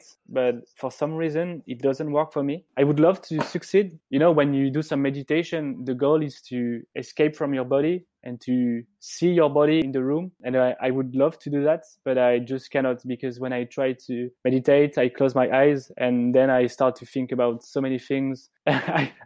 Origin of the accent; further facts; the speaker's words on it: French Riviera, Provence-Alpes-Côte d'Azur, France; when I was young and I was growing up on the French Riviera.